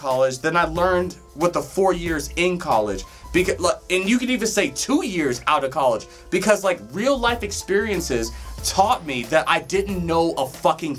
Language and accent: English; Colorado, United States; also born or lived in Detroit, Michigan; I was there until I was like 5 or 6, and then I came here